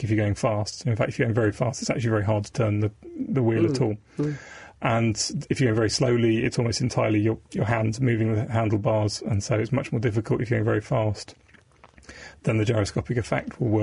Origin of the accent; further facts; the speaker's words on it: Devon, South West England, United Kingdom; I grew up in Devon